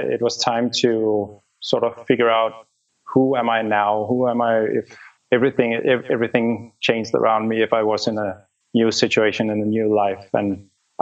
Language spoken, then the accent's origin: English; Denmark; moved away as an adult; also born or lived in Copenhagen; I'm from Denmark.